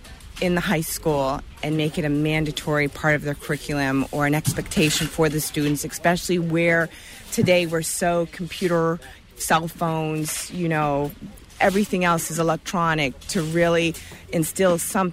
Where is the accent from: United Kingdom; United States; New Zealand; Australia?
United States; Winterport, Maine; I'm from Winterport, Maine.